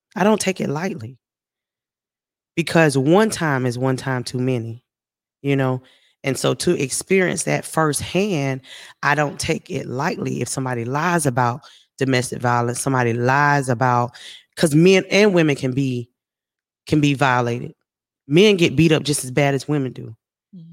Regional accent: South Carolina, United States; moved away as an adult; now in Texas, United States; I'm from South Carolina, but I'm living in Texas, so I'm away from home.

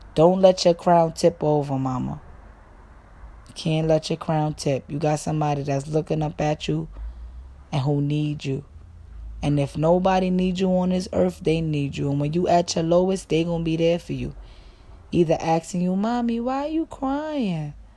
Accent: New York, United States; I'm from New York

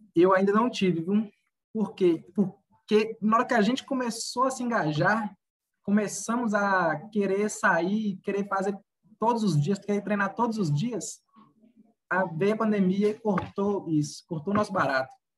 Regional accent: Curvelo, Minas Gerais, Brazil; nasci em Curvelo, Minas Gerais

